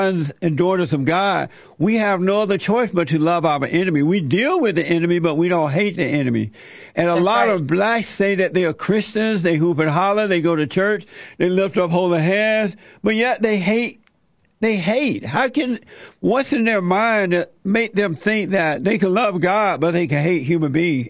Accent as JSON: {"language": "English", "region": "Alabama", "country": "United States", "tie": "born or raised there", "said": "I grew up in Alabama on a plantation and under the Jim Crow laws."}